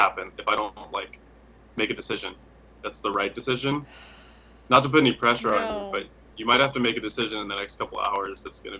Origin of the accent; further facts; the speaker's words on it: San Bernardino, California, United States; also born or lived in North Carolina; now in Los Angeles, United States; I was born in San Bernardino, which is about an hour east of LA. And it's, so I grew up there and then spent my summers in, North Carolina with my family out there. So my dad's side is from California. My mom's side is from South Carolina.